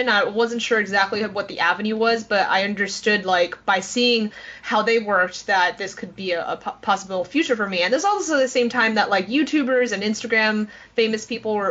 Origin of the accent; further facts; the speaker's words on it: New York City, New York, United States; growing up in New York City